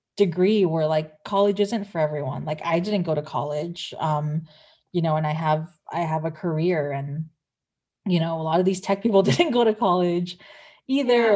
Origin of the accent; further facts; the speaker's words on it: San Pedro, California, United States; we have an Air Force base in my hometown in San Pedro